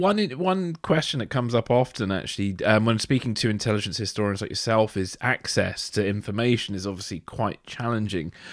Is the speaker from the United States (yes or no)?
no; United Kingdom; being British, growing up with, like, obviously the myth of James Bond